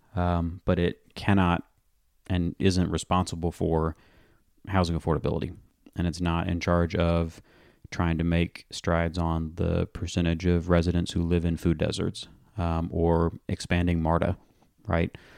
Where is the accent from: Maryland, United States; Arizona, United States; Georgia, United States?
Georgia, United States; Atlanta; I was born and raised in Morningside